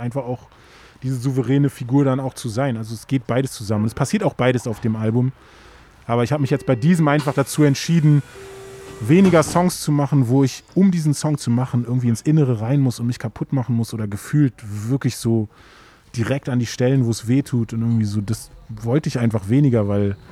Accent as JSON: {"language": "German", "region": "Berlin", "country": "Germany", "tie": "born or raised there", "said": "da, wo ich aufgewachsen bin, war fast direkt an der Spree"}